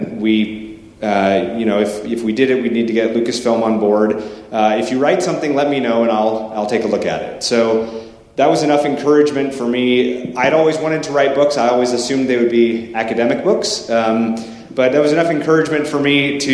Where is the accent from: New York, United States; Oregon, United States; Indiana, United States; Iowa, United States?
Oregon, United States; Portland; I'm from Portland, Oregon